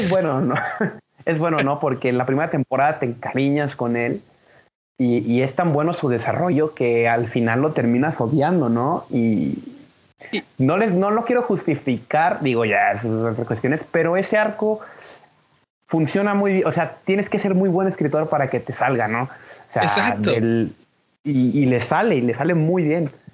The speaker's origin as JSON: {"language": "Spanish", "town": "Guadalajara", "region": "Jalisco", "country": "Mexico", "said": "la ciudad de donde yo soy"}